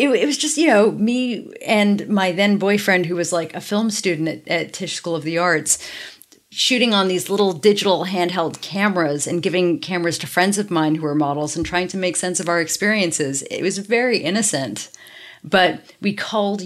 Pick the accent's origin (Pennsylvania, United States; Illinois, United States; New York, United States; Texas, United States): New York, United States; New York City; In New York. I grew up actually in Soho